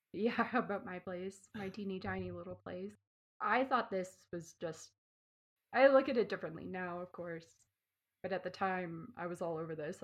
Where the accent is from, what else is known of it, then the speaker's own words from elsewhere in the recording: Canada; moved away as an adult; also born or lived in New Zealand / Australia; I grew up in Canada